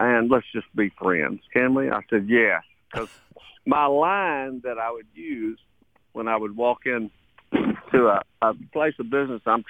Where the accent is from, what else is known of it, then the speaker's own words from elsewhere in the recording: Texas, United States; moved away; it's the land from which I came, and it fed me. It's my, you know, I used to call it Sweet Mother Texas.